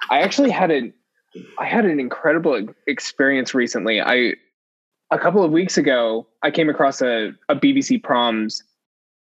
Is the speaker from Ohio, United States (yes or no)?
no; Richfield, Utah, United States; moved away as an adult; also born or lived in Cedar City, Utah; now in Columbia, United States; I grew up in a small town in central Utah called Richfield. And I lived there until I was about 14.